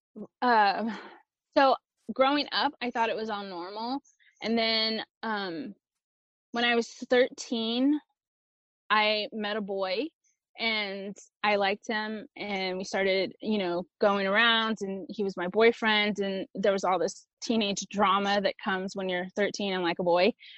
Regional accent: Texas, United States; first language Spanish; English is a second language; From the age of three until 15, I grew up in a small Texas rural town south of San Antonio.

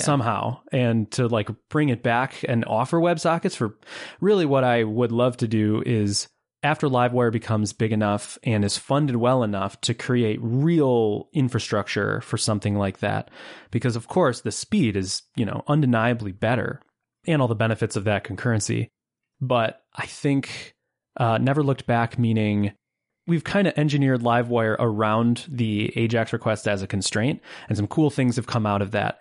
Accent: Buffalo, New York, United States; I hail from Buffalo, New York, born, raised, and currently living not far from Niagara Falls

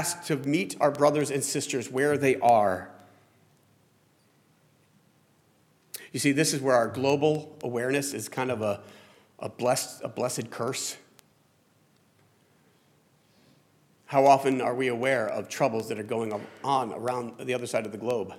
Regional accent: New Jersey, United States; we're from Jersey

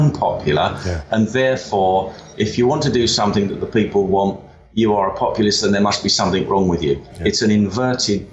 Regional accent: England, United Kingdom; our identity as English and British

